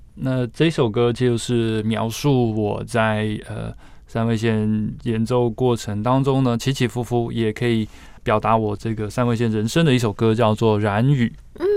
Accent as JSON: {"language": "Chinese", "country": "Taiwan", "said": "我们台湾人的话，并没有像日本可能从小学习这样的一个环境跟背景"}